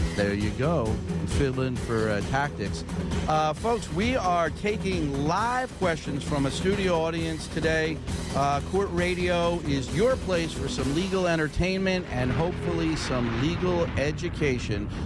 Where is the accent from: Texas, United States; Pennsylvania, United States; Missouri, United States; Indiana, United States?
Pennsylvania, United States; Philadelphia; I grew up in a in the Oxford Circle in a row house